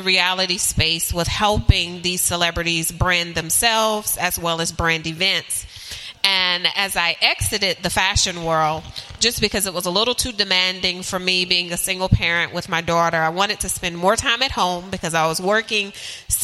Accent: Charlotte, North Carolina, United States; I am from Charlotte, originally born and bred from Charlotte, but I have traveled virtually everywhere.

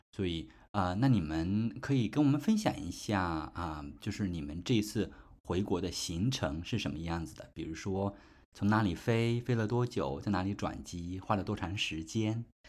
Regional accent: Anhui, China; moved away; 在我的老家安徽

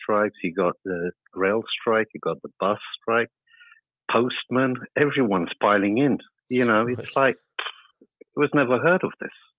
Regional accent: Funchal, Madeira, Portugal; I'm from Madeira. Well, that's where I was born

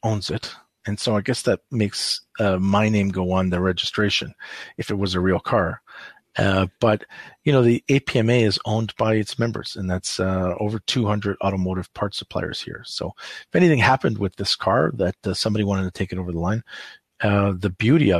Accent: Canada; I'm passionately Canadian

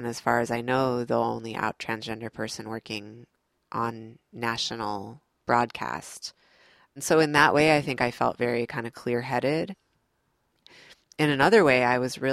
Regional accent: Midwest, United States; moved away as an adult; also born or lived in New York City; now in North Carolina, United States; my family is from the South. I grew up in the Midwest

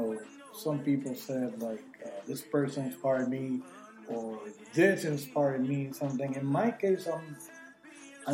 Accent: New Jersey, United States; also born or lived in Puerto Rico; born in Puerto Rico and raised in New Jersey

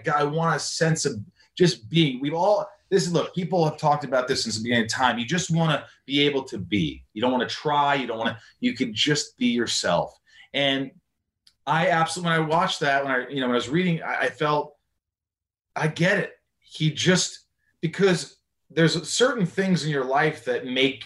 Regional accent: Indiana, United States; moved away; my hometown of Indiana

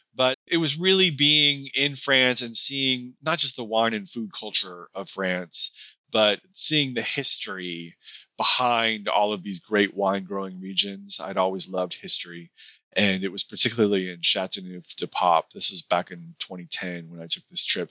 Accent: Seattle, Washington, United States; moved away; also born or lived in Pasadena / Santa Ynez; I grew up in the Seattle area

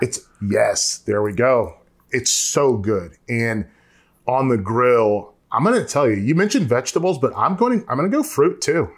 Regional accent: North Carolina, United States; I'm from North Carolina

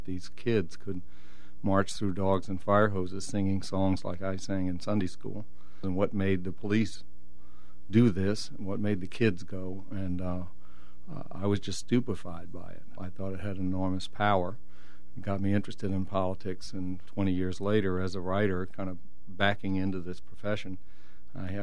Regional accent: Atlanta, Georgia, United States; I grew up in Atlanta

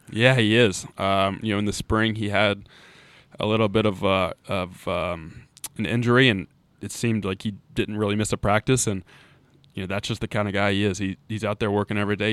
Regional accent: Charleston, West Virginia, United States; moved away as an adult; also born or lived in Huntington, West Virginia; now in Blacksburg, United States; born and raised in Charleston. Uh, really haven't lived anywhere else other than, um, my time at Marshall

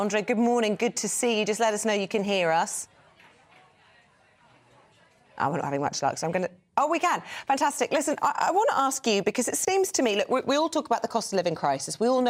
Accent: United Kingdom; But as a British person, exactly, it's all a bit embarrassing, isn't it?

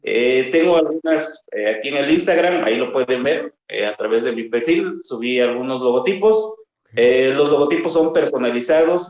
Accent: Mixteca, Oaxaca, Mexico; also born or lived in Sierra Sur, Oaxaca; yo soy originario de la Mixteca oaxaqueña

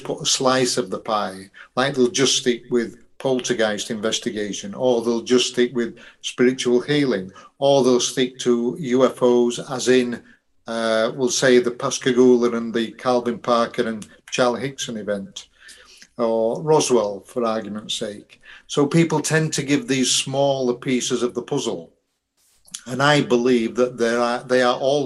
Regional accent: Yorkshire and the Humber, United Kingdom; I'm a Yorkshireman

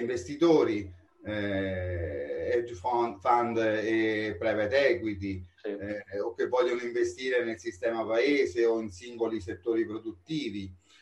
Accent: Rome, Lazio, Italy; Io sono romano della Garbatella

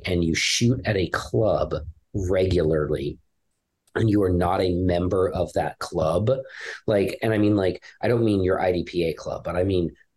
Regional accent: Los Angeles, California, United States; moved away; I'm actually from California just a million years ago. Yeah, I grew up

